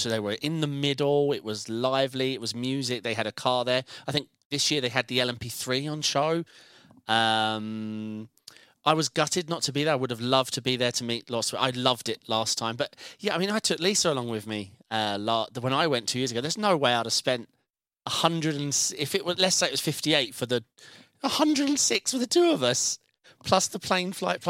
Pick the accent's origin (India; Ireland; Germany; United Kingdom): United Kingdom; My Danish accent's weak, being British.